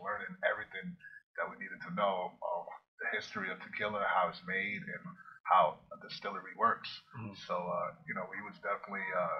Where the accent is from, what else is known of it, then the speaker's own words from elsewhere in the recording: New York, United States; we're from New York